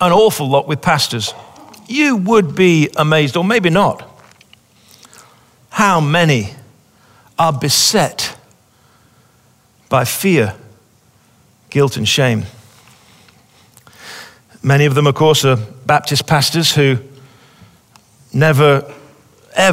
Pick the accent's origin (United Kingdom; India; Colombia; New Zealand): United Kingdom; England; moved away as an adult; also born or lived in Pawleys Island, South Carolina; now in South Carolina, United States; we're English people